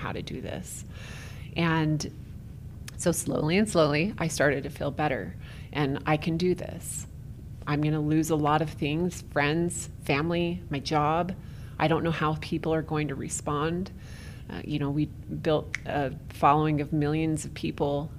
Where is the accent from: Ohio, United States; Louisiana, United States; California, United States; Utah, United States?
Utah, United States; St. George; now in Orem, United States; I went to my hometown of St. George, Utah